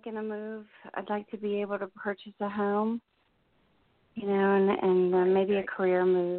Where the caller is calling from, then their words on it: New Jersey, United States; I'm in New Jersey.